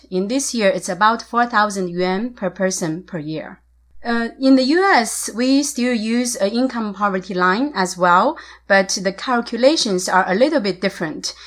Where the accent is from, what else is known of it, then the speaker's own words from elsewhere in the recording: Shanxi, China; moved away; where I grew up in Shanxi, the mountainous areas